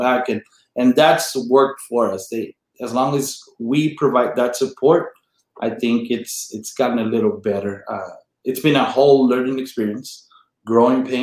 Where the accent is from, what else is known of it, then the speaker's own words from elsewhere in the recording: United States; also born or lived in Mexico; I'm from La Jolla. I grew up a mile from where I teach.